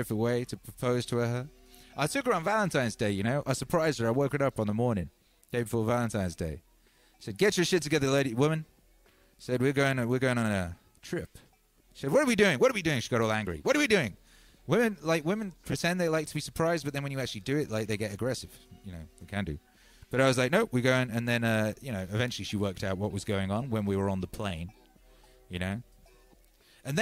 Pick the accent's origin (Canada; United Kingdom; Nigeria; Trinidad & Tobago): United Kingdom; England; the English pig dogs like myself